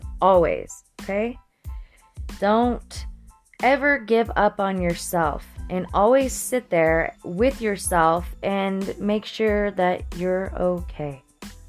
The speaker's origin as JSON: {"language": "English", "town": "Florence", "region": "Colorado", "country": "United States", "tie": "born or raised there", "said": "Florence, Colorado, my hometown, down the street from my grandmother's house and down the street from where I grew up."}